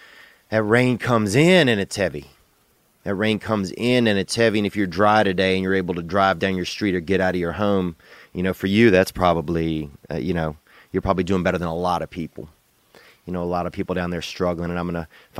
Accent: Louisiana, United States; I grew up in Louisiana

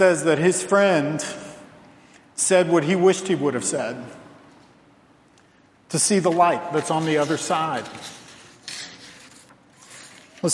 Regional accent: Virginia, United States; moved away; where I grew up in Virginia

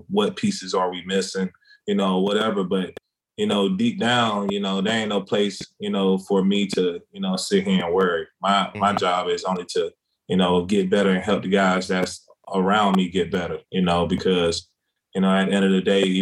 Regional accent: South Carolina, United States; moved away as an adult; also born or lived in Kansas / Boise, Idaho; now in Dallas, United States; growing up in small city of South Carolina

